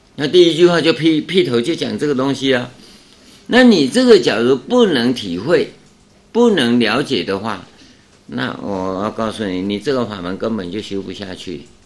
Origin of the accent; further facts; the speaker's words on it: Taiwan; 我们台湾叫唐努乌梁海